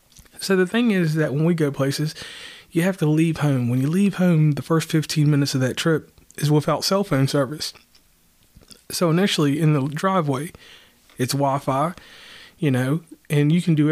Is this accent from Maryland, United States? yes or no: no; Lynchburg, Virginia, United States; now in West Virginia, United States; I am from West Virginia. That's where I live. I am originally from Virginia, the town of Lynchburg. And from that place, I left and I have been a West Virginian since over 15 years.